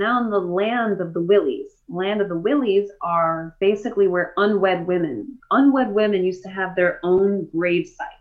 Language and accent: English; Texas, United States; I'm from Texas, and I got that y'alls and draws and all